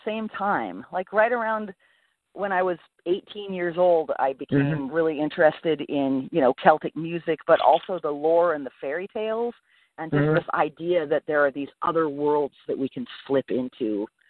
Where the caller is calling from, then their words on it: Anna Maria Island, Florida, United States; I am right now calling from the Anna Maria Island in Florida.